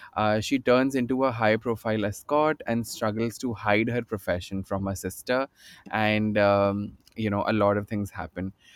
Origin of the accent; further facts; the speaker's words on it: Bhopal, Madhya Pradesh, India; moved away as an adult; now in Mumbai, India; I'm uh, I'm I'm from Bhopal, right? And I was very new in Bombay in, in 2007 yet.